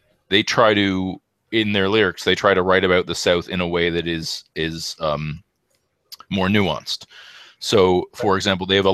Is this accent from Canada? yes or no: yes; Canada; had this impression as a Canadian